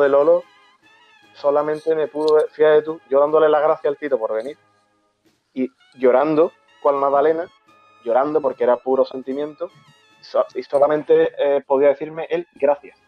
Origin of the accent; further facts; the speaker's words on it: San Fernando, Andalusia, Spain; soy Cañaí, ya soy de San Fernando